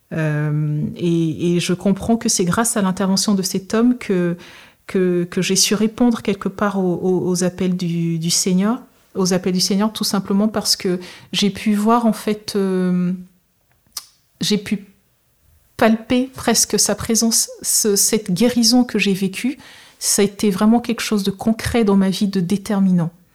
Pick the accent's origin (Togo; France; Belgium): Togo; je suis originaire du Togo